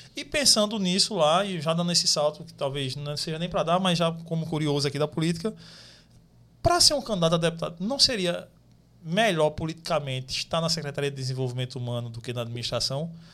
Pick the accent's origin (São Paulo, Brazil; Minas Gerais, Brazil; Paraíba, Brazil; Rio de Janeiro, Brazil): Paraíba, Brazil; Desterro; de onde eu venho, de Desterro